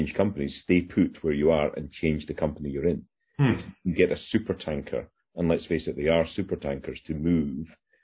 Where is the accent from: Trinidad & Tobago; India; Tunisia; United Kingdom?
United Kingdom; Isle of Bute, Scotland; moved away; I'm on the Isle of Bute, where I grew up in Scotland at the moment